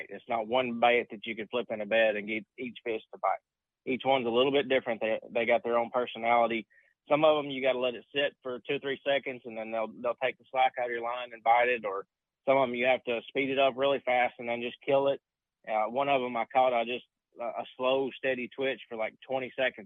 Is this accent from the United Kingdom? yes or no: no; United States; growing up on Tennessee River